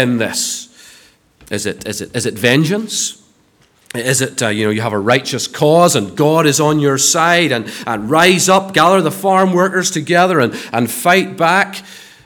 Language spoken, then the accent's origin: English; Ballymena, Northern Ireland, United Kingdom; moved away; I come from Ballymena